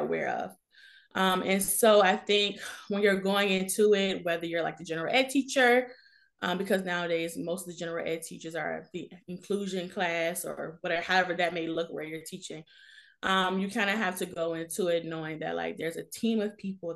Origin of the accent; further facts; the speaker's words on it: Richmond, Virginia, United States; moved away as an adult; now in Washington, D.C., United States; I'm originally from Richmond, Virginia